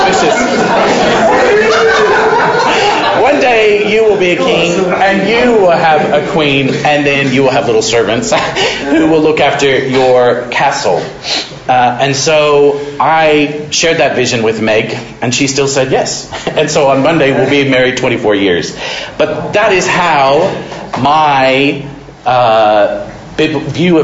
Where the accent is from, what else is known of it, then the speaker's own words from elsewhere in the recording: Modesto, California, United States; I grew up in Modesto, California